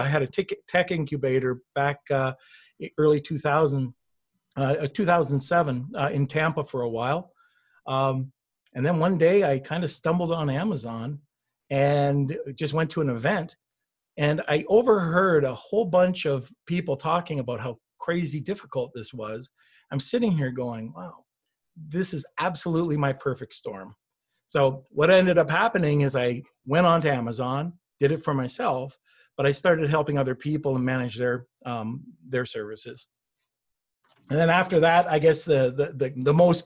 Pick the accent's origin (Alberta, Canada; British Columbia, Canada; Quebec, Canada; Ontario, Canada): Quebec, Canada; Montreal; moved away; also born or lived in Toronto / New Hampshire / Boston / Seabrook, Massachusetts; I grew up, I was from Montreal and then moved down to Toronto and lived in around the New Hampshire, Boston, Seabrook area in Massachusetts for a little while